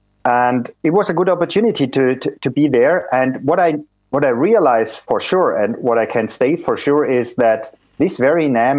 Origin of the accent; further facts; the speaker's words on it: Germany; what I was used from Europe, from Germany.